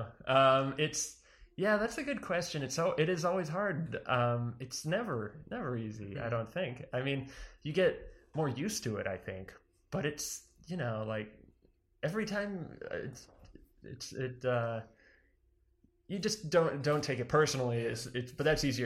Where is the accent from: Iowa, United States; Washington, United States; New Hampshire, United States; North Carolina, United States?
New Hampshire, United States; Weare; I'm from New Hampshire originally, a small town called Ware.